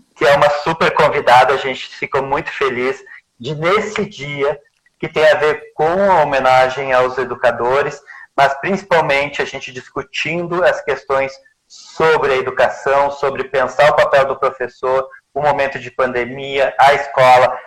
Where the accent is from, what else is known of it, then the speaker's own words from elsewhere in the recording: Rio Grande do Sul, Brazil; accent: gaúcho; o meu sotaque né, é gaúcho